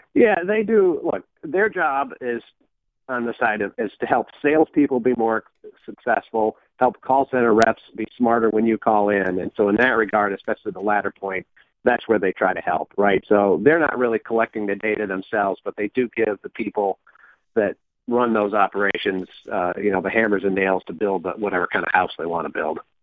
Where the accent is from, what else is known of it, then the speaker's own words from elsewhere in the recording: Michigan, United States; where I grew up in Michigan